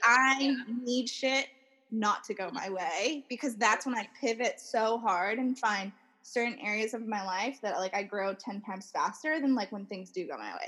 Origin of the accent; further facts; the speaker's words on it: Minerva, Ohio, United States; moved away as an adult; now in Reno, United States; My hometown is in the middle of nowhere, United States, um, called Minerva, Ohio